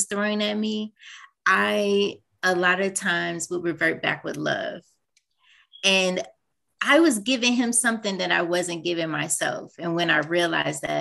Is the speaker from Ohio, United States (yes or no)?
yes; Cleveland, Ohio, United States; moved away; I'm originally from Cleveland, Ohio, and I go back home